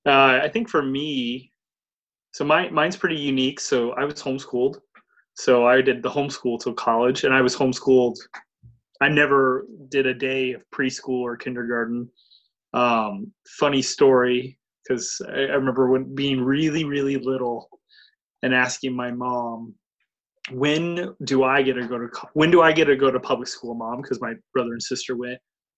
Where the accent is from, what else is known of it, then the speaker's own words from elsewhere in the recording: Columbus, United States; I'm from Columbus. So the college I went to at that point in time was only 3 miles away. There's a community college on the north end of town.